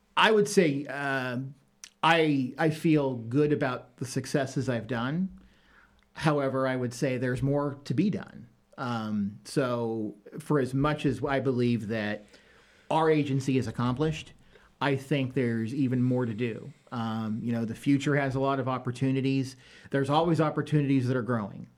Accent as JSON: {"language": "English", "region": "Northeast Ohio", "country": "United States", "also_born_or_lived": "Michigan", "moved": "as an adult", "lives_now": "Danville, United States", "said": "I am originally from Northeast Ohio"}